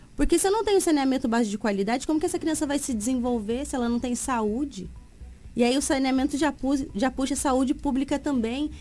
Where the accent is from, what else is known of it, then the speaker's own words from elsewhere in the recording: São Paulo, Brazil; now in Sinop, Brazil; sou natural de São Paulo e Mato Grossense por opção